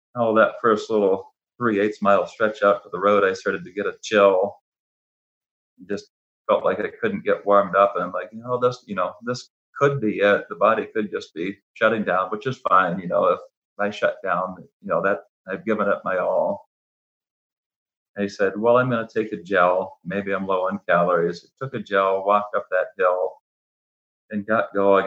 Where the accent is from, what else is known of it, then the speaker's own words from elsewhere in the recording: Ohio, United States; I was born and raised in Ohio